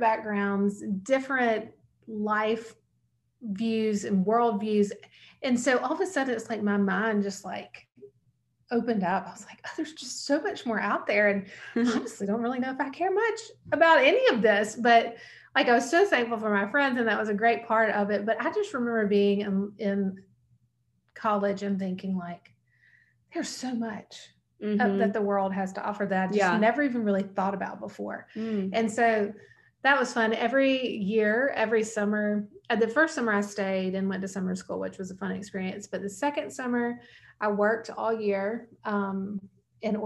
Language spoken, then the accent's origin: English; Montgomery, Alabama, United States; I grew up in Montgomery, Alabama